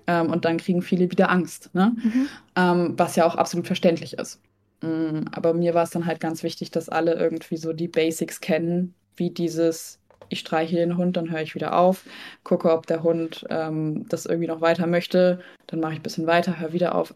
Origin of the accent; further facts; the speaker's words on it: Hesse, Germany; also born or lived in Lübeck; now in Hamburg, Germany; aber ursprünglich bin ich in Hessen aufgewachsen